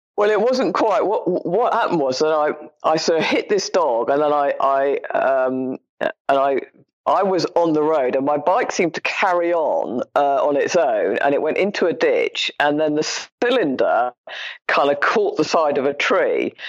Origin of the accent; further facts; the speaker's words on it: London, United Kingdom; When I was growing up in London, I was a child